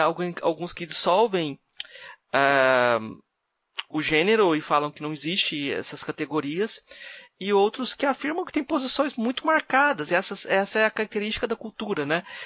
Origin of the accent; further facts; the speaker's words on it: Brazil; como brasileiro